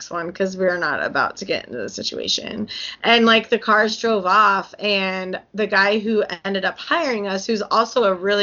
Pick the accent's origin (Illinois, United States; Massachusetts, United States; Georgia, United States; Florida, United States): Illinois, United States; I was from, Illinois